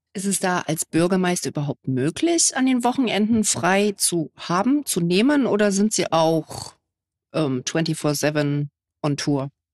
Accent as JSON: {"language": "German", "town": "Gera", "region": "Thuringia", "country": "Germany", "said": "ich komme aus Gera"}